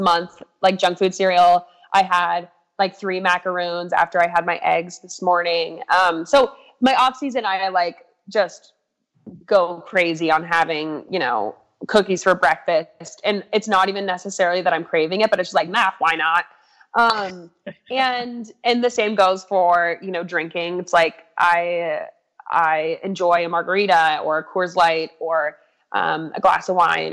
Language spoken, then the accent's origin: English; Crested Butte, Colorado, United States; now in Boulder, United States; i just love where i grew up so much